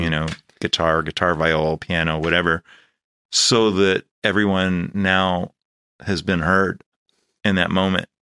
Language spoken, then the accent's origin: English; Los Angeles, California, United States; also born or lived in Chicago / Valley Village; I was born here in Panorama City, and my family lived here